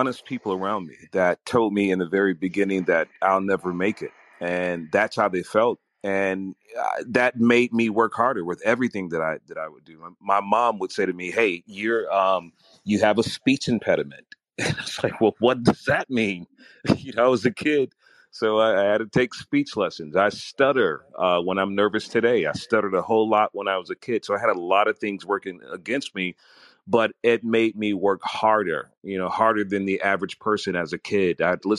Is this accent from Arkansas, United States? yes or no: no; Chicago, Illinois, United States; Not only did I get to know the radio personalities that were in my hometown, I found radio personalities that were in other cities that other people would not listen to. And I thought, you know, in my city, they were the best in Chicago.